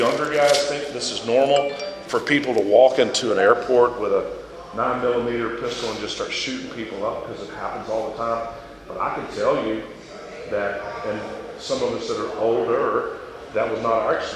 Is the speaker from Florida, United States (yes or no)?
yes; Florida, United States; I went to first grade here in this town, and I grew up in Florida